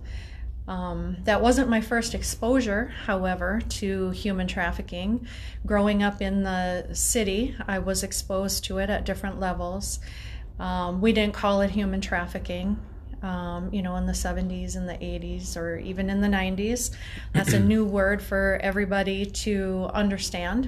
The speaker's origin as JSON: {"language": "English", "town": "Minneapolis", "region": "Minnesota", "country": "United States", "tie": "born or raised there", "also_born_or_lived": "Eden Prairie, Minnesota", "lives_now": "Chaska, United States", "said": "I grew up in Minneapolis, so was an inner city kid"}